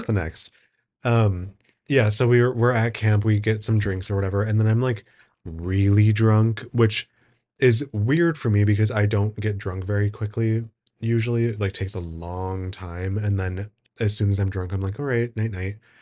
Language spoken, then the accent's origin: English; Wisconsin, United States; I'm from Wisconsin